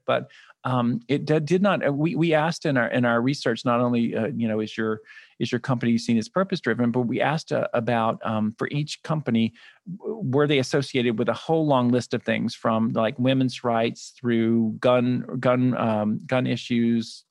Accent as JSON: {"language": "English", "town": "Birmingham", "region": "Alabama", "country": "United States", "tie": "born or raised there", "moved": "yes", "lives_now": "New York, United States", "said": "I grew up in Birmingham, Alabama. So I'm a Southern boy."}